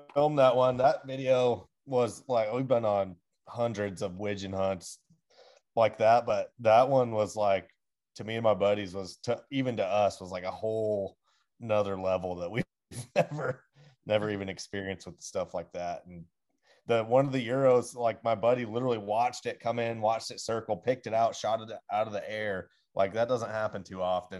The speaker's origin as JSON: {"language": "English", "region": "Pacific Northwest", "country": "United States", "tie": "born or raised there", "said": "this is like home ground that I grew up on"}